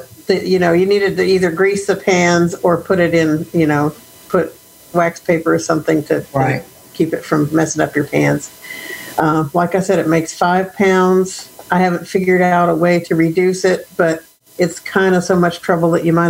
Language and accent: English; Austin, Texas, United States; I am from Austin, Texas.